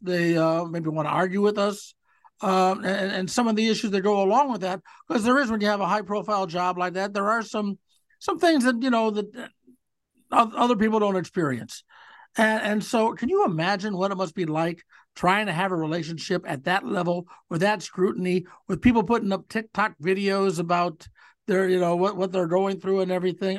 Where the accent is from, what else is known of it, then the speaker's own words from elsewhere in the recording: Cleveland, Ohio, United States; as a kid growing up in Cleveland